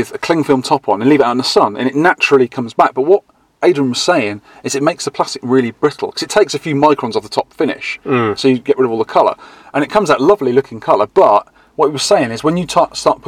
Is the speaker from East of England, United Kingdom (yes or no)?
no; Dorset, South West England, United Kingdom; I come from Dorset